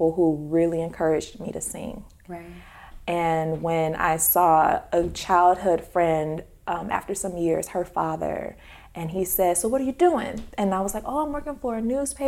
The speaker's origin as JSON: {"language": "English", "town": "Detroit", "region": "Michigan", "country": "United States", "said": "I'm from Detroit, so Motown had left the city years ago"}